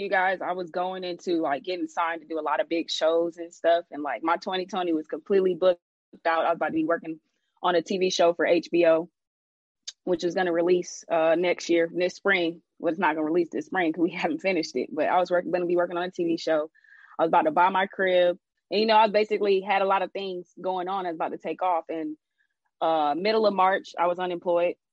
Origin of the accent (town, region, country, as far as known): Jamaica